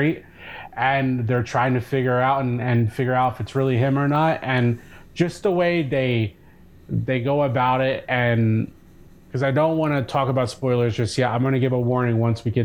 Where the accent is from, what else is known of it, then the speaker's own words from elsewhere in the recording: Cape May, New Jersey, United States; I grew up in Cape May, New Jersey